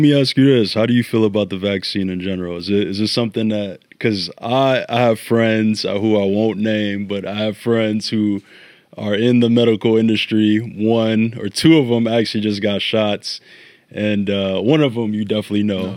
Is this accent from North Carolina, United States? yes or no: no; Chicago, Illinois, United States; also born or lived in Ghana; I was born here, but as a youth, I spent, uh, my, I think, years of two or between two and seven in Ghana. Uh, came back to Chicago, and basically my whole identity is rooted in the city